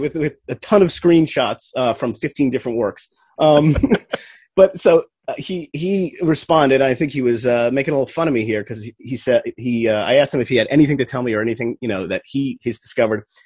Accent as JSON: {"language": "English", "region": "New Jersey", "country": "United States", "tie": "born or raised there", "said": "growing up in Jersey"}